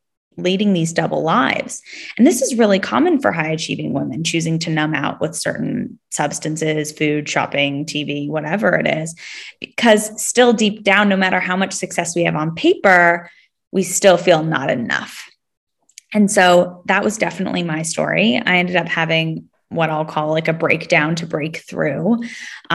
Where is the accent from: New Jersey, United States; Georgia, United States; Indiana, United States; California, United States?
California, United States; Palo Alto; also born or lived in Sydney, Australia; now in Los Angeles, United States; I am actually originally from the Bay Area, so from the Silicon Valley, that's Palo Alto, California